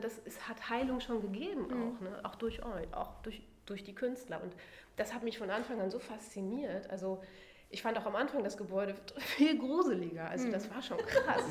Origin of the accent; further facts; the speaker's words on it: Germany; Ich komme ja aus dem Nachbarort